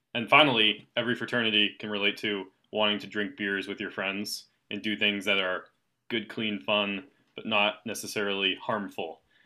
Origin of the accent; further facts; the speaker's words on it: East Coast, United States; I'm from the East Coast